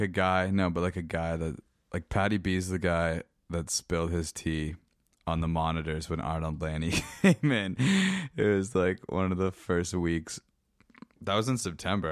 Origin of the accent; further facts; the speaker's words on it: Meaford, Ontario, Canada; in Meeford, where I'm from, I lived about a kilometer away from the military base